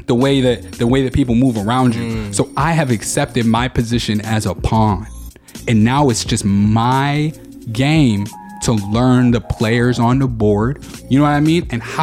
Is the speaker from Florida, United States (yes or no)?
no; Buffalo, New York, United States; I am from Buffalo, New York.